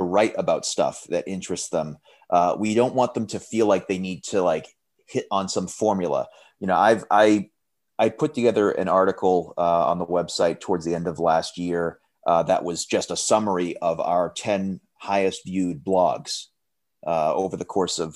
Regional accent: Framingham, Massachusetts, United States; moved away as an adult; I'm originally from Framingham, Massachusetts

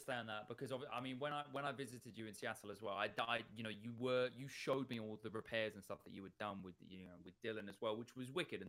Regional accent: Uganda; English is a second language; And as a young man, growing up in Uganda, this was my freedom. You know, having a bike was nothing else. And this lasted me majority of my time in Uganda.

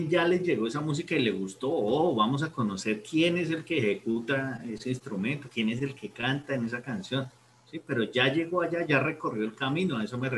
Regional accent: San Luis Potosí, Mexico; Sí, sí, sí. No, en San Luis Potosí.

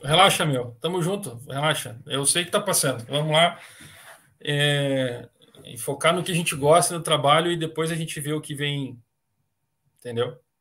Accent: Guaíba, Rio Grande do Sul, Brazil; also born or lived in Paraná; lá da minha terra, também também me criei em Guaíba

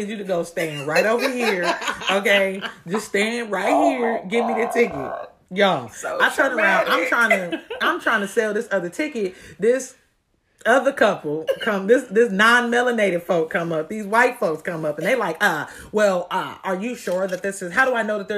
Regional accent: Columbus, Ohio, United States; I'm from Columbus, Ohio

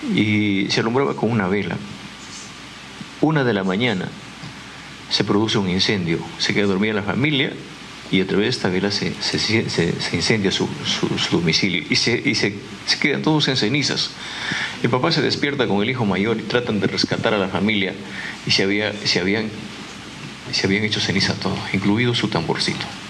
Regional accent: Peru

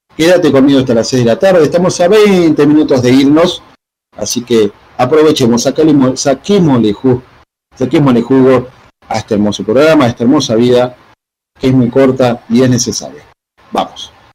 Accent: Argentina; somos argentinos

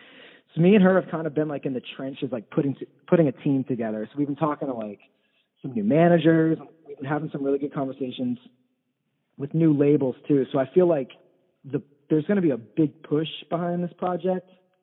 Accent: East Coast, United States; moved away as an adult; also born or lived in Providence, Rhode Island / Nashville / Los Angeles; I'm from the East Coast

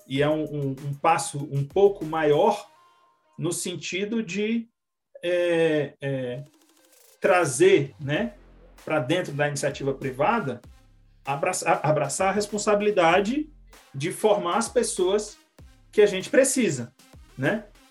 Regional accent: Ceará, Brazil; now in São José dos Campos, Brazil; vem lá do, do, do Ceará, que é o minha terra natal

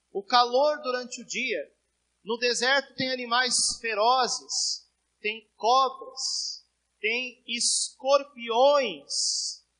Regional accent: Rio Grande do Sul, Brazil; now in Cuiabá, Brazil; Eu vim lá do Rio Grande do Sul. E lá o tempo é parecido como estava aqui.

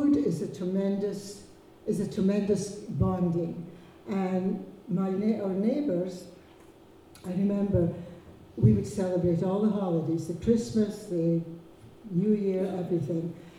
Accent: Lerwick, Scotland, United Kingdom; I grew up in Lerwick, and I can speak Shetland without a bear seal. I really had a wonderful childhood

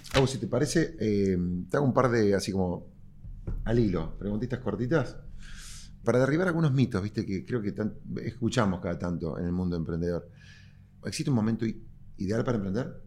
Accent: Córdoba, Argentina; cordobés y emprendedor

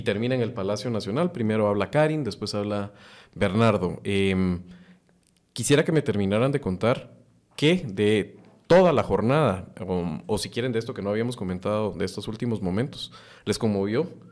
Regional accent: Guatemala; como guatemalteco

